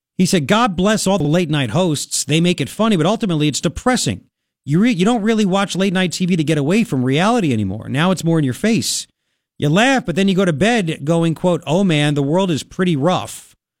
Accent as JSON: {"language": "English", "area": "Long Island", "region": "New York", "country": "United States", "tie": "born or raised there", "moved": "yes", "lives_now": "Tucson, United States", "said": "when I grew up in Long Island"}